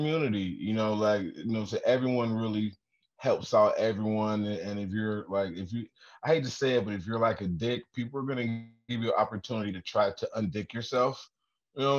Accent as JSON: {"language": "English", "town": "Detroit", "region": "Michigan", "country": "United States", "moved": "as an adult", "lives_now": "Toledo, United States", "said": "I'm originally from Detroit, but I live in Toledo now"}